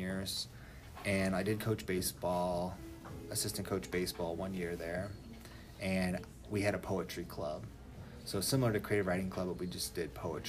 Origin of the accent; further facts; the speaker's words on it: Ottawa, Illinois, United States; moved away as an adult; now in Monticello, United States; I'm from Ottawa, Illinois, which is like 2 hours north of here.